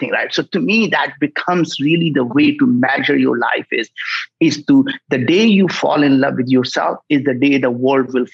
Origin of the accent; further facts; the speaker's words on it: India; moved away as an adult; now in United States; I grew up in India